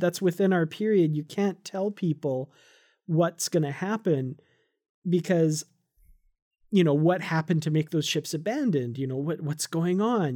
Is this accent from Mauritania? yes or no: no; Canada; I'm Canadian